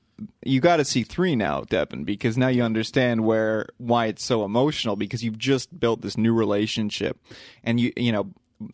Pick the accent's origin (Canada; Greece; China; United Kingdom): Canada; I'm Canadian.